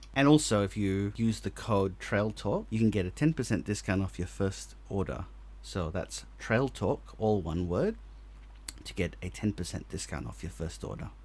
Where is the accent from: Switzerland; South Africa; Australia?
Australia; accent: very Australian; my very Australian accent